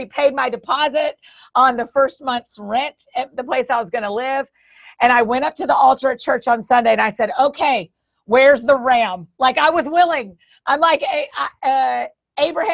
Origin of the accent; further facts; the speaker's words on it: Atlanta, Georgia, United States; moved away as an adult; now in Nashville, United States; I grew up in Atlanta